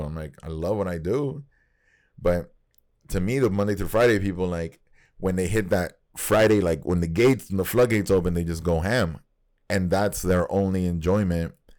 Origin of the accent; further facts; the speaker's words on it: Nicaragua; moved away; we grew up in Nicaragua